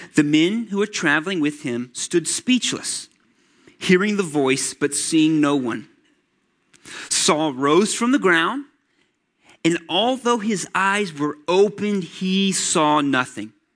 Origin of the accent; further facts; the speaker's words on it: Atlanta, Georgia, United States; I grew up in Atlanta, Georgia